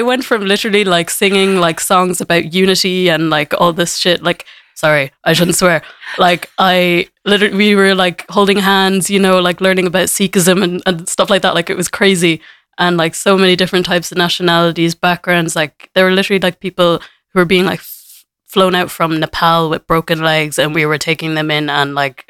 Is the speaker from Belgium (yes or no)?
no; Dublin, Leinster, Ireland; also born or lived in United States / Kinsale, West Cork; was adopted and my dad is from Jamaica. So it's quite the mix. Yeah. So I grew up here in Ireland pretty much all my life. Grew up in Dublin for like 9 years and then moved down to West Cork.